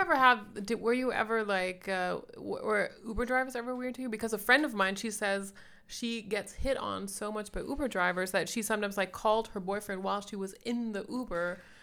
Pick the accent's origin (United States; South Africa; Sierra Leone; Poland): Sierra Leone; moved away; I grew up in Sierra Leone